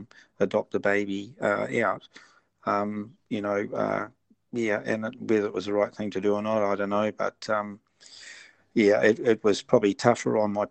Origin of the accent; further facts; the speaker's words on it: Pukekohe, Auckland, New Zealand; Okay, I'm from New Zealand, a small rural town called Pukekohe in South Auckland. I'm 69 years old.